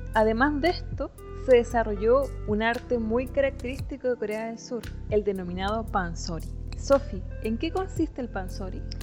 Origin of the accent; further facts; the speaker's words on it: Temuco, Araucanía, Chile; en Temuco, de donde soy